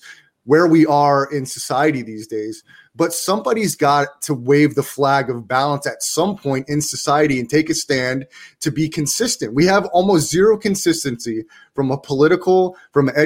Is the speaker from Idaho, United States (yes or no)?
no; Florida, United States; I'm from Florida. That's where I'm born and raised